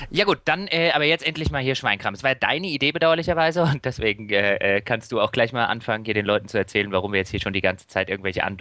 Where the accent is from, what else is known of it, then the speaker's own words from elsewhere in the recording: Hesse, Germany; ich komme aus der Nähe von Darmstadt